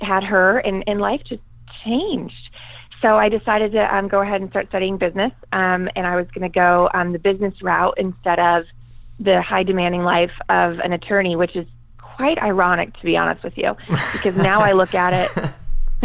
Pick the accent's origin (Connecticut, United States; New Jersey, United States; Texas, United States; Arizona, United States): Arizona, United States; Tucson; also born or lived in Boston, Massachusetts; I went to high school here in Tucson, Arizona, and I'm still here. I am originally from Boston, Massachusetts, so not really born and raised in Tucson, but been here for most of my life